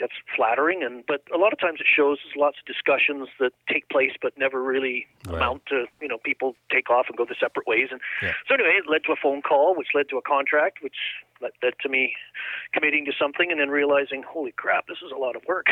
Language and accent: English; Liverpool, North West England, United Kingdom; moved away; I was born in England, uh, Liverpool